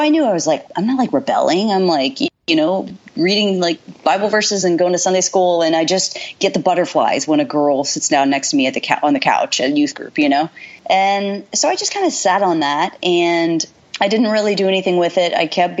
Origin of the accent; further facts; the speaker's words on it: Dallas, Texas, United States; also born or lived in Houston, Texas; now in Washington, D.C., United States; I live in DC now, and I'm from Dallas, Texas. I was actually born outside of Houston